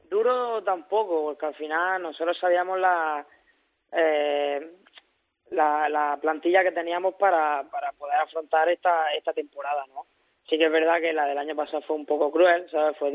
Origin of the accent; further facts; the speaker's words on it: Almería, Andalusia, Spain; moved away; mi tierra, ¿sabes? La Almería